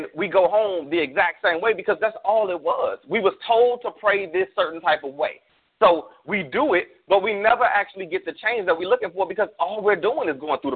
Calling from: Arizona, United States; Arizona, my home state currently.

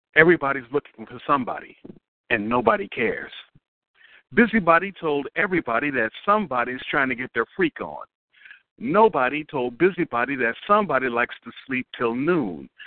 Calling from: Newport News, Virginia, United States; I am calling from Newport News, Virginia.

